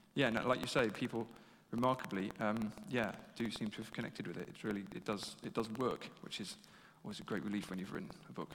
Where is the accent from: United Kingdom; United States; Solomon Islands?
United Kingdom; England; being English and having studied history here